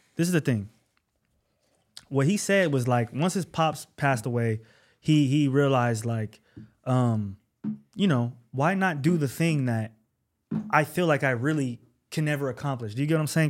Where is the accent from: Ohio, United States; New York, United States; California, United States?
California, United States; Bay Area; I'm not from Los Angeles. I'm a Bay Area native. I'm Northern Cali